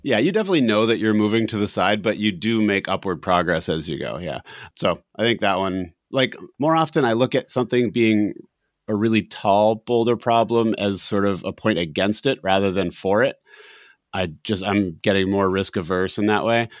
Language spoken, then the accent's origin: English; New Hampshire, United States; we are from New Hampshire